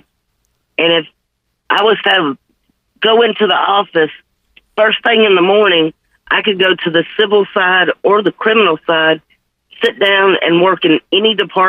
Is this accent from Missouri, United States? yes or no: no; Memphis, Tennessee, United States; I'm born and raised in Memphis, been here my whole